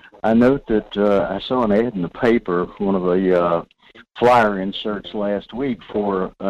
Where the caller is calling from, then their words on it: North Pole, Alaska, United States; Michael, this is … in North Pole.